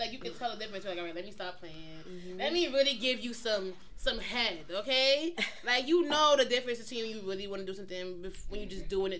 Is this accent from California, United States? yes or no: no; New York City, New York, United States; We from Brooklyn.